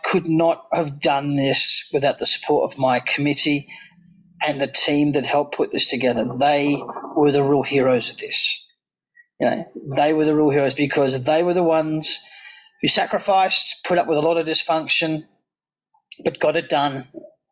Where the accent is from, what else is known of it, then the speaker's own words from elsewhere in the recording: Australia; as an Aussie